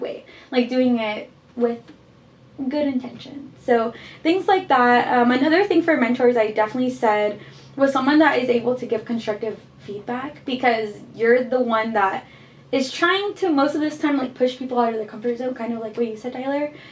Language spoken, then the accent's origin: English; Guatemala; I am from Guatemala.